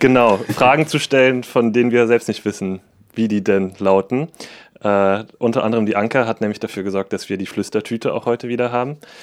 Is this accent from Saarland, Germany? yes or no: yes; Saarbrücken, Saarland, Germany; ich bin aus Saarbrücken